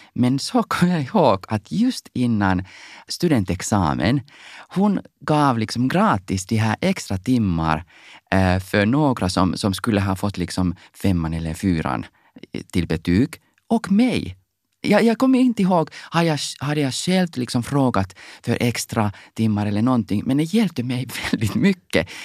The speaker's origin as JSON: {"language": "Swedish", "country": "Finland", "second_language": "Swedish", "said": "när jag var i högstadiet, jobbade jag på torget, Salutorget i Helsingfors"}